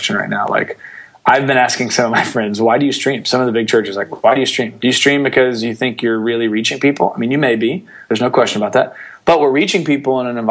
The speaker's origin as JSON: {"language": "English", "town": "Atlanta", "region": "Georgia", "country": "United States", "tie": "born or raised there", "said": "I grew up in Atlanta, so I grew up in the heartbeat of North Point Community Church"}